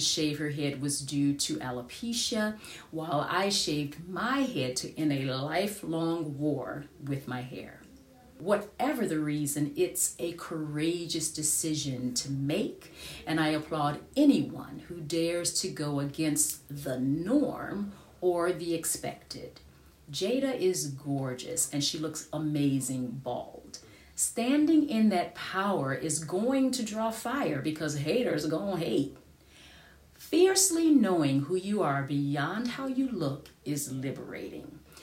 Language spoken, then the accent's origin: English; United States; moved away; I am an American